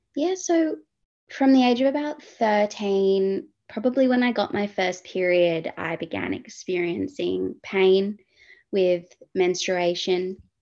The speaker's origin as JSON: {"language": "English", "town": "Perth", "region": "Western Australia", "country": "Australia", "tie": "born or raised there", "moved": "as an adult", "lives_now": "Sydney, Australia", "said": "originally from Perth, WA, uh, grew up, born and raised in Perth, born in Sydney, moved to Perth."}